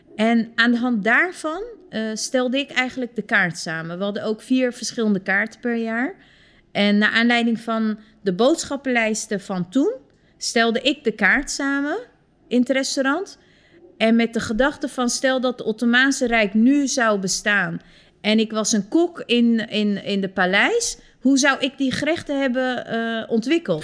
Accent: Turkey; now in Netherlands

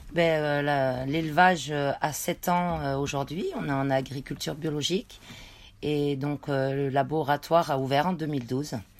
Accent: Savoie, Auvergne-Rhône-Alpes, France; moved away; je viens de la montagne, de la Savoie

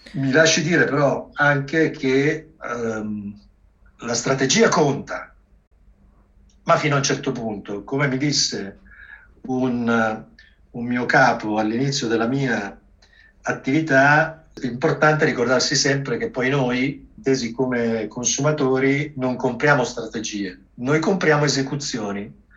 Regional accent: Milan, Lombardy, Italy; io sono nato a Milano

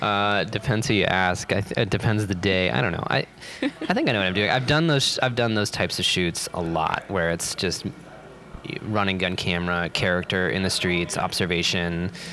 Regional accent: New York City, New York, United States; I'm coming from New York City, which is like hyper-capitalist orgy, where the richest people in the world and the very poorest people in the world live side by side

